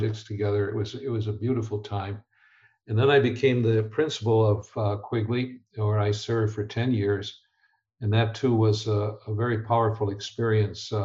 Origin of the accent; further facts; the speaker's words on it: Chicago, Illinois, United States; I grew up in Chicago